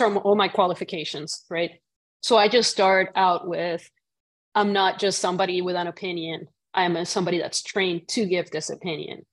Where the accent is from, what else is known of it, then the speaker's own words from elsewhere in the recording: Puerto Rico; moved away; growing up in Puerto Rico